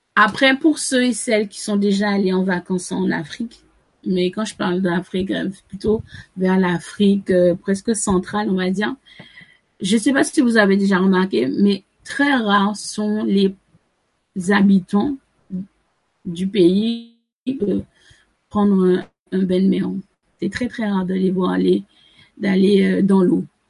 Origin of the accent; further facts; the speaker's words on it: Sainte-Anne, Antilles, Guadeloupe; je suis originaire de Sainte-Anne